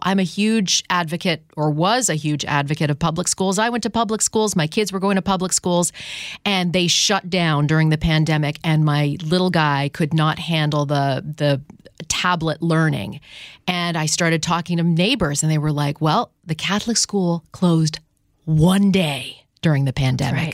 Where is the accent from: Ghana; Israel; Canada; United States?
Canada; in Canada growing up